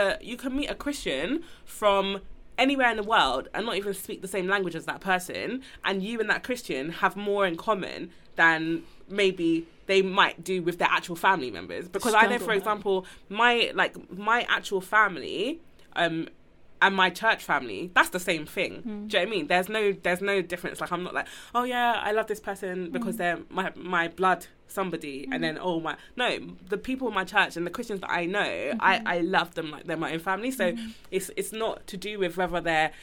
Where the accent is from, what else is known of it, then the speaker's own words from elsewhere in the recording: Nigeria; I was born Nigerian